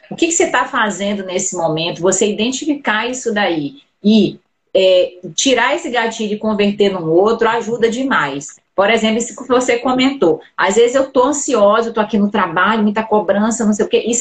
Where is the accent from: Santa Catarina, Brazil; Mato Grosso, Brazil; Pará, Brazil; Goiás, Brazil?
Pará, Brazil; Belém; eram meus pacientes, paciente de primeira vez, que eu atendo, de São Paulo, atendo muitos de Belém, né, de onde eu sou